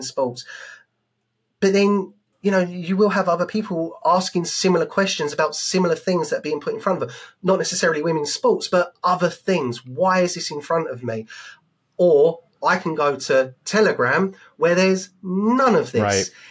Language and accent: English; United Kingdom; as a British man in the UK